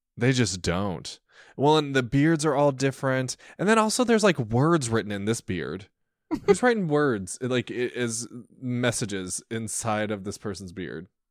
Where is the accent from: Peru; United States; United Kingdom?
United States; Centralia; I'm from Centralia